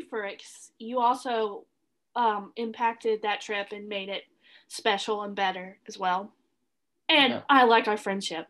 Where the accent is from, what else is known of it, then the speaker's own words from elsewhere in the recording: the South, United States; We're from the South. Come on, Andrew. We've seen them.